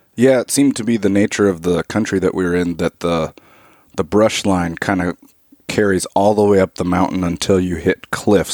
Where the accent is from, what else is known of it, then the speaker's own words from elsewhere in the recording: Alaska, United States; I grew up in Alaska, and, you know, like most kids in Alaska, I grew up hunting and stuff